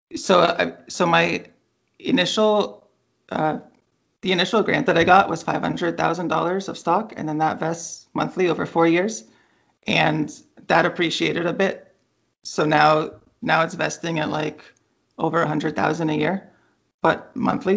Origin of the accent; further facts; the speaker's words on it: Bay Area, California, United States; I grew up in the Bay Area